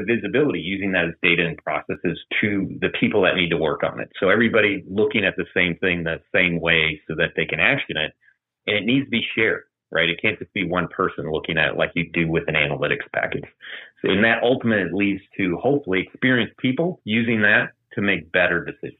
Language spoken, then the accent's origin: English; Maryland, United States; born there; also born or lived in Japan; now in Atlanta, United States; But I was born in Maryland, lived in Japan, in a number of other parts of the U.S. Ended up here in Atlanta as a naval officer